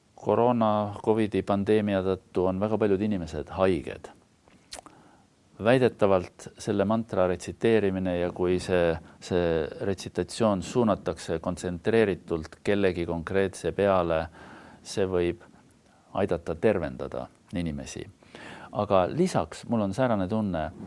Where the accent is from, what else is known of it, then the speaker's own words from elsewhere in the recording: Estonia; first language Estonian; ma olen ikkagi täiesti eestlane